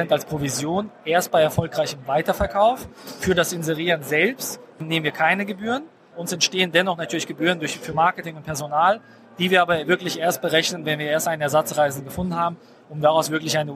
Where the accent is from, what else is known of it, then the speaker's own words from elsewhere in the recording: Berlin, Germany; bin aus Berlin